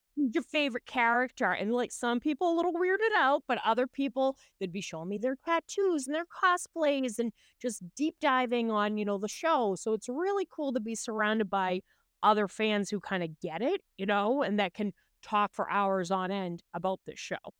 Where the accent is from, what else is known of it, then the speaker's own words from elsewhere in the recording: Massachusetts, United States; I'm from Massachusetts